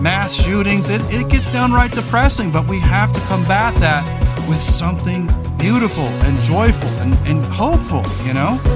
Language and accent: English; Redding, California, United States; also born or lived in Surf Central (coastal area); When I moved, for the first time, we moved to this kind of bohunk town called Redding, California